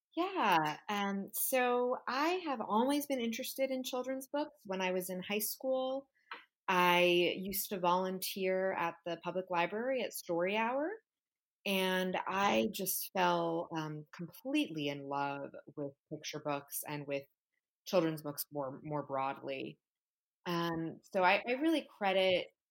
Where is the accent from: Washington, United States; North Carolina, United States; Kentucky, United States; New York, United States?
New York, United States; New York City; I am from New York City. I write books for children that focus on the contemporary Latino experience in the United States and also about Latin American history. Um, I was raised in a bilingual Cuban American household here in New York.